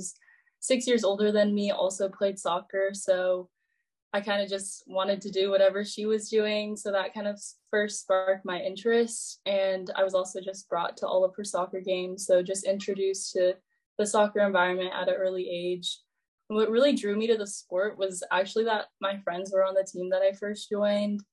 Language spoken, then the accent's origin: English; Roseville, California, United States; I'm from Roseville, California, which is a city right by Sacramento.